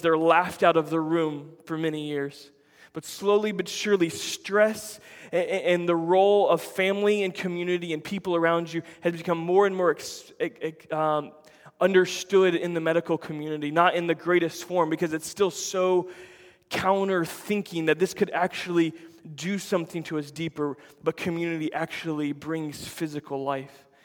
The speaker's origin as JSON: {"language": "English", "country": "United States", "said": "we Americans"}